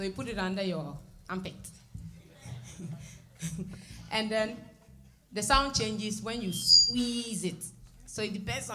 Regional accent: Upper West, Ghana; Upper West

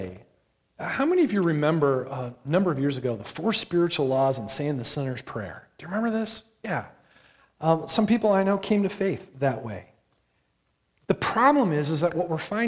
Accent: Michigan, United States; I grew up in Michigan

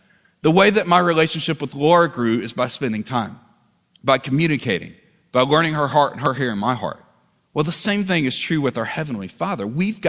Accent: Southern United States, United States; I'm not just worshiping because that's what I've always done growing up in the South.

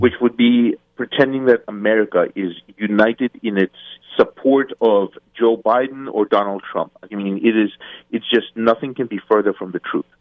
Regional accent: Eastern Ukraine, Ukraine; first language Russian; English is a second language; I'm from Eastern Ukraine. I speak Russian as my my primary language.

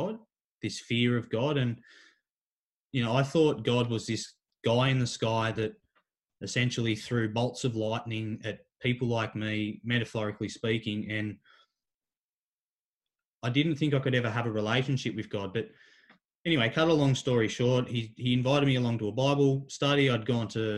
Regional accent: Kincumber, New South Wales, Australia; also born or lived in Warwick Farm, Sydney; I'd come back to my hometown, Kincumber

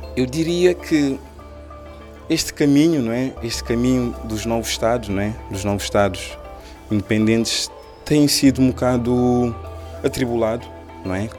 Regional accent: Cape Verde; first language Cape Verdean Creole; Portuguese is a second language; moved away as an adult; now in Lisbon, Portugal; Eu nasci cá em Portugal, em Lisboa, sou filho de pais cabo-verdianos. Quando fiz oito anos, decidi morar em Cabo Verde juntamente com os meus pais

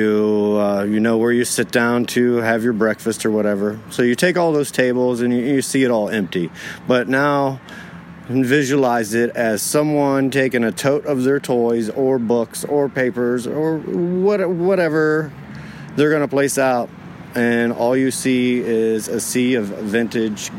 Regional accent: Canton, Ohio, United States; I'm from Canton, Ohio

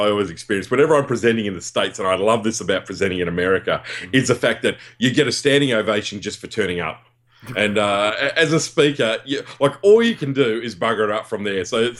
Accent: Perth, Western Australia, Australia; accent: West Australian; we're both from Perth

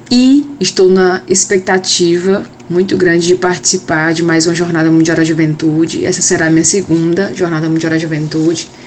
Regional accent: Ceará, Brazil; sou do Ceará, faço parte da Juventude Mariana Vicentina

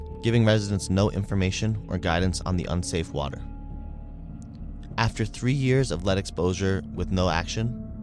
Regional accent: Ann Arbor, Michigan, United States; I make the 40-minute drive from my hometown, a college town called Ann Arbor

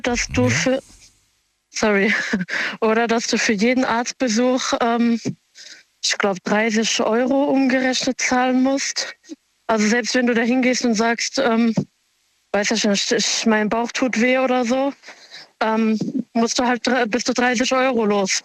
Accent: Germany; also born or lived in Offenbach / Mainz; ich bin Marokkanerin und bin aber hier geboren und aufgewachsen

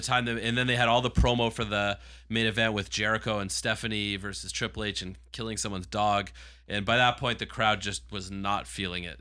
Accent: Toronto, Ontario, Canada; growing up in this market

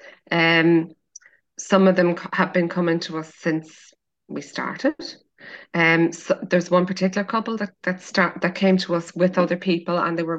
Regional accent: Carlingford, Leinster, Ireland; now in Dingle, Ireland; I was born in Louth, so Carlingford

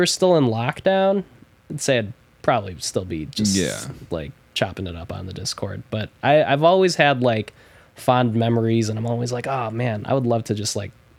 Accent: Philippines; I'm Filipino.

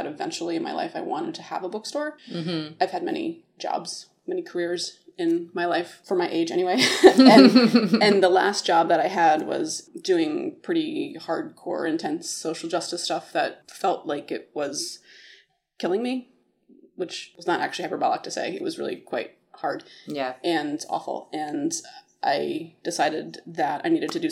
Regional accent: Maryland, United States; moved away; I grew up in Maryland, close to D.C.

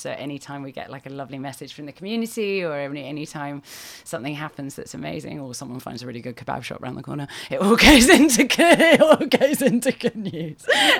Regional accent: United Kingdom; moved away as an adult; also born or lived in Australia; now in London, United Kingdom; I used to live in Australia, so I'm British originally, but I was living out in Australia and we lived on the beach.

